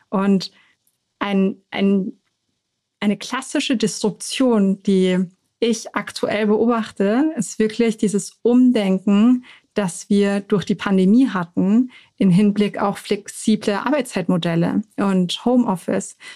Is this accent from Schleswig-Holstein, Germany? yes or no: no; Munich, Bavaria, Germany; Weil ich bin in München geboren